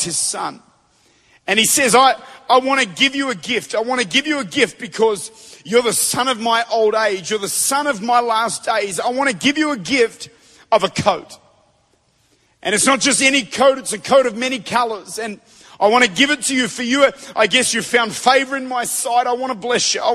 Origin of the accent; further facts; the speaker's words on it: Australia; I'm from Australia